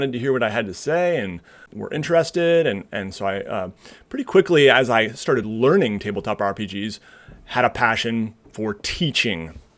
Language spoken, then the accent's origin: English; Seattle, Washington, United States; now in Michigan, United States; I grew up in Seattle, Washington, and went to college here in Michigan, where I am now.